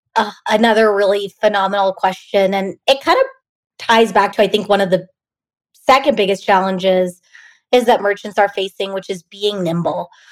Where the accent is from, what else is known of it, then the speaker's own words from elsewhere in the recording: Bay Area, California, United States; I grew up in the Bay Area